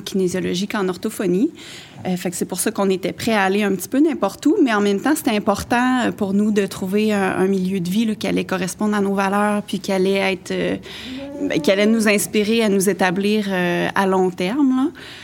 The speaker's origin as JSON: {"language": "French", "town": "L'Islet", "region": "Quebec", "country": "Canada", "tie": "born or raised there", "moved": "as an adult", "lives_now": "Cap-Chat, Canada", "said": "on est originaire de la région de Montmagny-Lillet"}